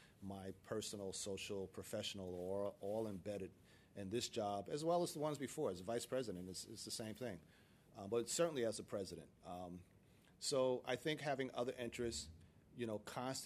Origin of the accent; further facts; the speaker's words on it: Paterson, New Jersey, United States; growing up in Paterson, New Jersey, there were probably five or six of us who were hanging out